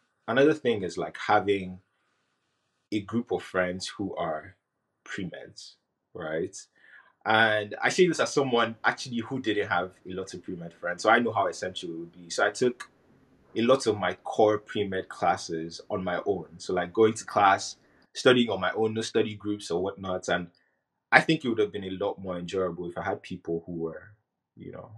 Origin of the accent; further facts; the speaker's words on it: Nigeria; moved away; growing up in Nigeria